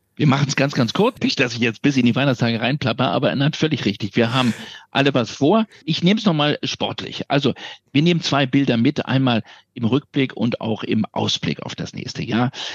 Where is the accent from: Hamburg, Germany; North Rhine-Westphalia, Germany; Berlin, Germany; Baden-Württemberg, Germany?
Berlin, Germany; meine Heimatstadt